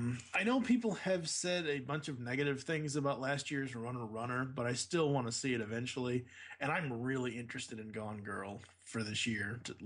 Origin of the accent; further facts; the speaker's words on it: Boston, Massachusetts, United States; I'm from Boston